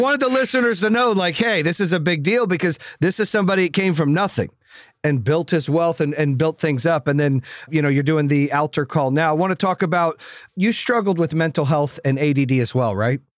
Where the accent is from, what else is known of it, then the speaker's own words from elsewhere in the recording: Phoenix, Arizona, United States; growing up in Phoenix